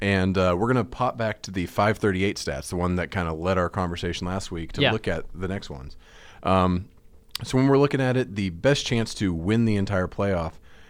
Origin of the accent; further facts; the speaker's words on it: the South, United States; now in Dallas, United States; Just family back in Pittsburgh originally. I was born and raised in the South.